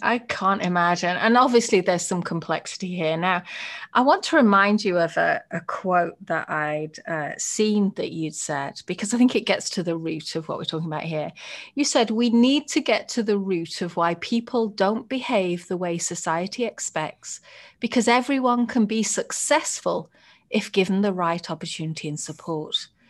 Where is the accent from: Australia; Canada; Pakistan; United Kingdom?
United Kingdom; moved away as an adult; now in United States; I'm a British white woman